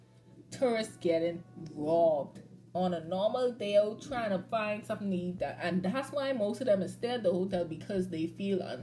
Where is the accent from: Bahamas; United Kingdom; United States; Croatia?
Bahamas; I'm Bahamian